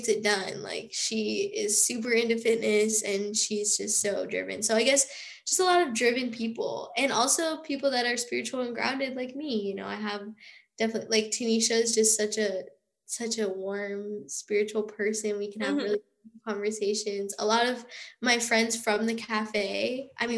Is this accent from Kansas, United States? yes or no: yes; Overland Park, Kansas, United States; moved away as an adult; now in Kansas City, United States; I'm originally from Overland Park, Kansas, which is near like Kansas City.